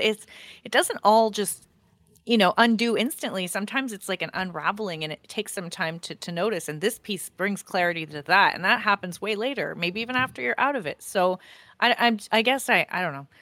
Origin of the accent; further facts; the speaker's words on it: Canada; I'm Canadian